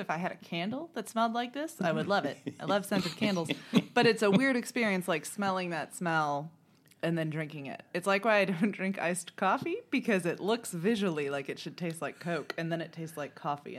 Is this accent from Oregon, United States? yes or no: no; Munster, Indiana, United States; moved away; But yeah, I am from Munster, Indiana.